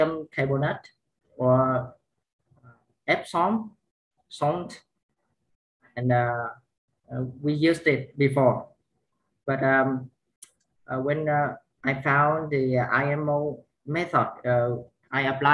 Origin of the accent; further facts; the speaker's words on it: Vietnam; I'm from Vietnam